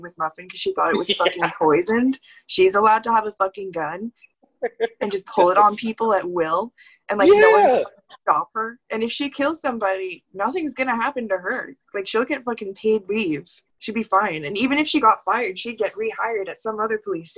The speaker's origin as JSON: {"language": "English", "town": "Winnipeg", "region": "Manitoba", "country": "Canada", "said": "you're from Canada? I was like, yeah. He's like, where are you from? I was like, Manitoba. He's like, Manitoba? Where in Manitoba? I was like, Winnipeg."}